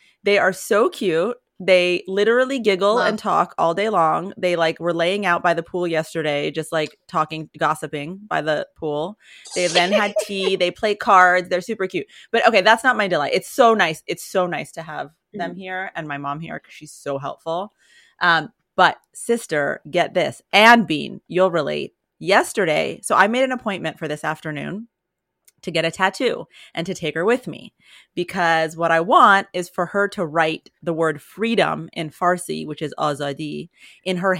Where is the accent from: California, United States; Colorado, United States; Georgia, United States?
Colorado, United States; moved away; I always found it hard to be depressed in Colorado, despite the fact, I mean, I was a little kid